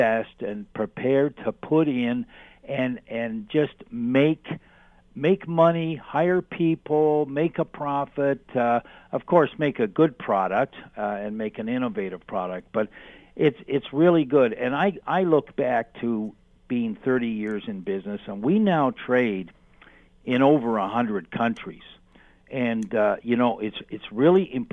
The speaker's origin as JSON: {"language": "English", "country": "Canada", "said": "being Canadian and trading internationally"}